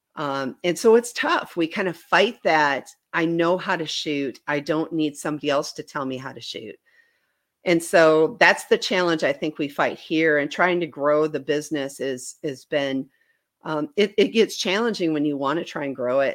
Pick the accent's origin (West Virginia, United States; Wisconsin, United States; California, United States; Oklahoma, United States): Wisconsin, United States; moved away as an adult; now in Bentonville, United States; I grew up in Wisconsin.